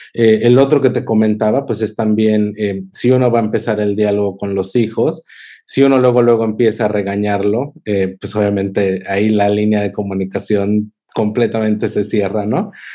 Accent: Cuernavaca, Morelos, Mexico; moved away as an adult; also born or lived in Kansas City, United States / New Jersey, United States; now in Rochester, United States; en Cuernavaca, que es de donde yo soy

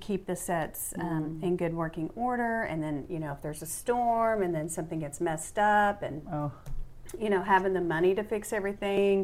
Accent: West Texas, United States; moved away; I'm from West Texas

